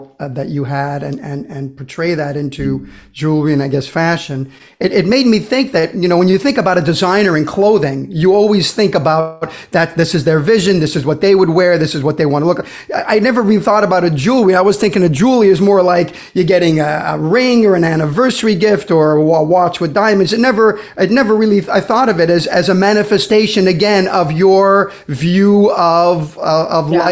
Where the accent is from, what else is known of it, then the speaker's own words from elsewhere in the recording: Brazil; moved away; when I was growing up in Brazil